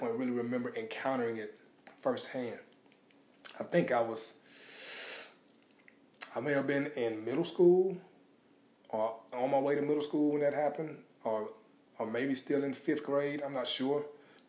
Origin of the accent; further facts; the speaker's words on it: Houston, Texas, United States; also born or lived in Baton Rouge, Louisiana; That's where I was born, but when I was about two, we moved out 45 and Scarsdale. That was in like 1978. And so that's where I spent all of my growing up years.